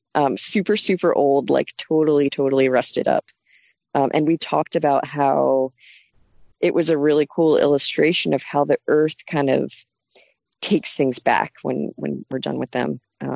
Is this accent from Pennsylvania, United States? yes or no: yes; Phoenixville, Pennsylvania, United States; moved away as an adult; now in North Carolina, United States; My husband and I moved down here from Phoenixville, Pennsylvania, which is just outside of Philadelphia, in 2015. Before starting the farm, I moved around a lot in the U.S. and other countries, but I am originally from Phoenixville, Pennsylvania.